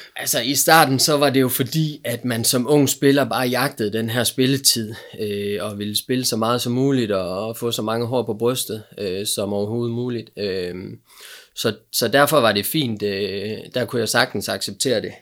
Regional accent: Aalborg, North Denmark Region, Denmark; also born or lived in Silkeborg; vi er, øh, vi er her fra Aalborg

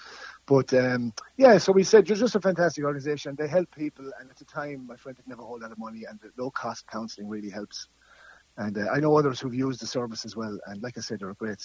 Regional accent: Nenagh, Tipperary, Ireland; Well, I'm from Nina.

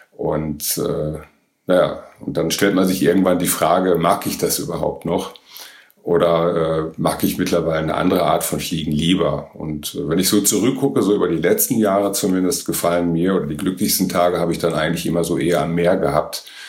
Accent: Northern Germany, Germany; bei uns in Norddeutschland

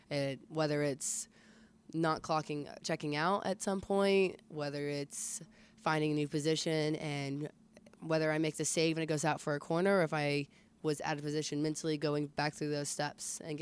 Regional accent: about 45 minutes from Statesboro, Georgia, United States; moved away as an adult; also born or lived in Jacksonville / Vermont; it's about like 45 minutes away from my hometown. It's right there in Statesboro, Georgia.

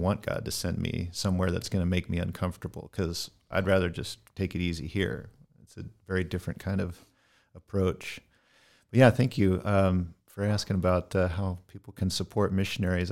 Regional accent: Northern California, United States; moved away as an adult; also born or lived in Middle East; born and raised in Northern California in the foothills of the Sierra in the Gold Country

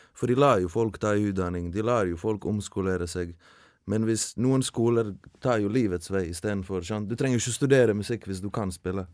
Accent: Bosnia & Herzegovina; now in Norway; hjemlandet mitt

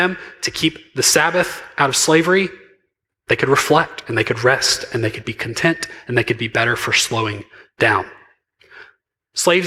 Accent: Mississippi, United States; I'm very from Mississippi

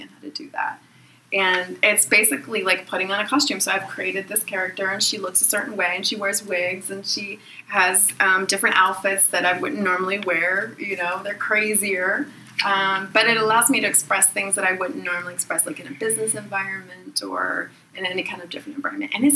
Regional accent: Pittsburgh, Pennsylvania, United States; I'm from Pittsburgh

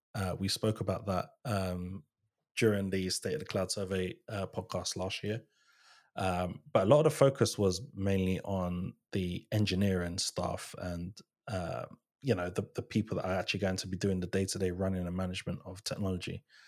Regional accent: Ghana; I'm Ghanaian, I'm from, I'm from West Africa

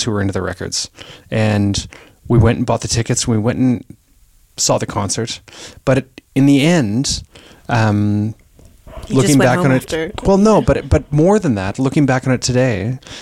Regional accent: Kitchener, Ontario, Canada; also born or lived in Eastern Townships, Quebec; I was born in Kitchener, Ontario, and when after this period in the eastern townships in Quebec, we moved back when I was about 13, I guess, to Kitchener

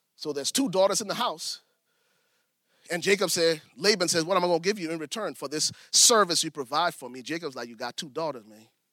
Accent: Liberia; I'm from Liberia

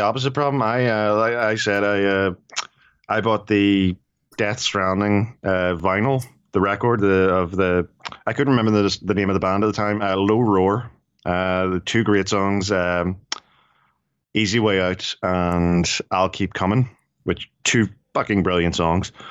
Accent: Ireland; I'm Irish and we're cheap.

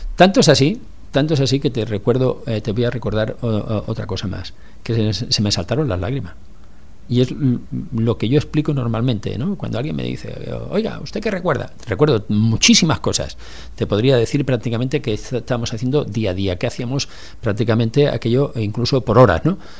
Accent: Barcelona, Catalonia, Spain; los que somos de Barcelona

